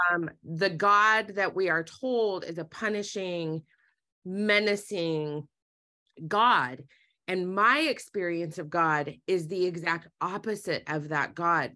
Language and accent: English; Utah, United States; I grew up in Utah